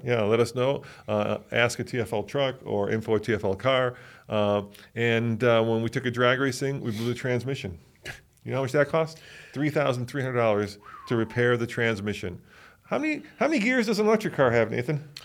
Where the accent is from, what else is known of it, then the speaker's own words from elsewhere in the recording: Chicago, Illinois, United States; I grew up in Chicago.